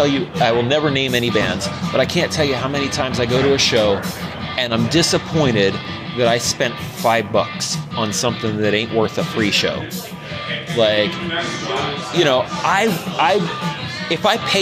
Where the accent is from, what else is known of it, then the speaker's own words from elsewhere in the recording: Philadelphia, Pennsylvania, United States; I'm from Philadelphia